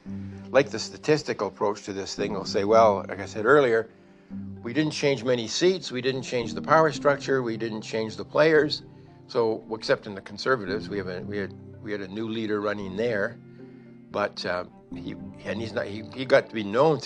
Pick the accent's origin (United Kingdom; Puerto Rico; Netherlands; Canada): Canada